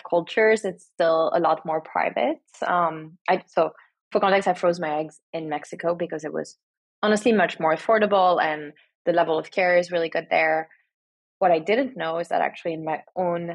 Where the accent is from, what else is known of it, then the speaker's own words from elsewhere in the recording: France; moved away as an adult; now in United States; I was born and raised in France and now I've been here for 14 years